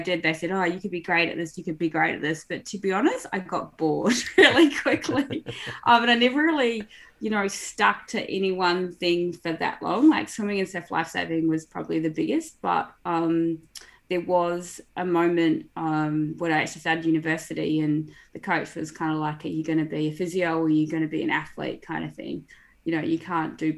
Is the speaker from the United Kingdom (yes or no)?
no; New Zealand; I grew up in New Zealand, actually, on a dairy farm.